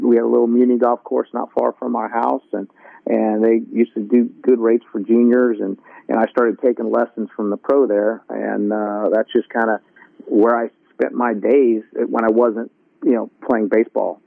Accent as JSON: {"language": "English", "town": "Las Vegas", "region": "Nevada", "country": "United States", "tie": "born or raised there", "said": "I was born and raised in Las Vegas"}